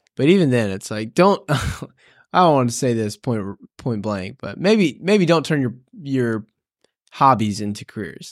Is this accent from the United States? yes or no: yes; Tennessee, United States; moved away as an adult; we're originally from Tennessee